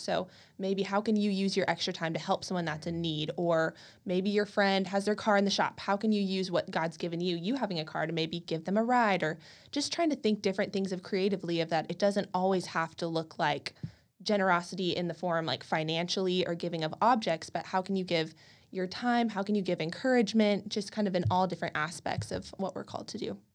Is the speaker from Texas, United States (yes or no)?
yes; College Station, Texas, United States; also born or lived in Dallas; I grew up in College Station, Texas